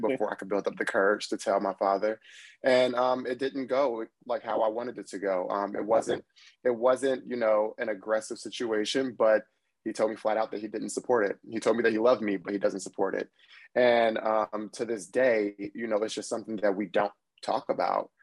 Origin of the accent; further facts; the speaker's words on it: Trenton, New Jersey, United States; also born or lived in Washington, D.C.; now in New York City, United States; I'm from Trenton, New Jersey